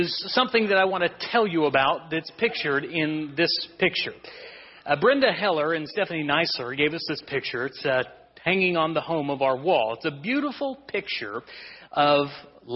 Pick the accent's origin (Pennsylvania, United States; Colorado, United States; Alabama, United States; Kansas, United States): Kansas, United States; we're from Kansas